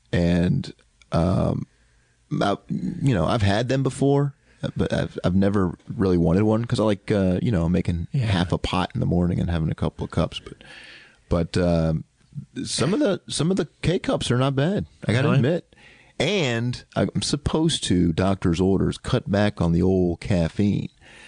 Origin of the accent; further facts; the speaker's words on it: the South, United States; accent: Southern; they don't know I'm from the South.